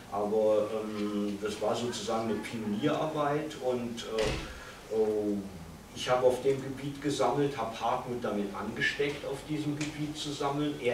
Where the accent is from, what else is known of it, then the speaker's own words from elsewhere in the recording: Cologne, North Rhine-Westphalia, Germany; aber ich wollte damals meiner alten Heimat Köln nicht untreu werden